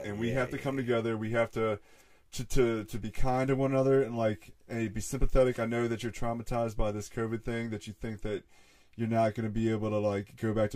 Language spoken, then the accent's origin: English; Mechanicsville, United States; I grew up in Mechanicsville, so I just been out here in the woods